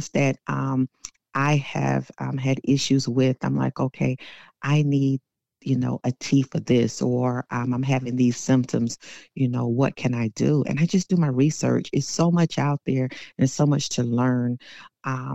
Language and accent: English; South Carolina, United States; now in Temple, Georgia, United States; born and raised in South Carolina